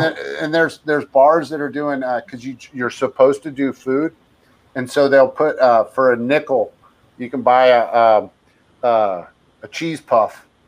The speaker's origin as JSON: {"language": "English", "area": "San Francisco Bay Area", "region": "California", "country": "United States", "tie": "born or raised there", "said": "I grew up in the Bay Area and I mm-hmm. San Francisco Bay Area"}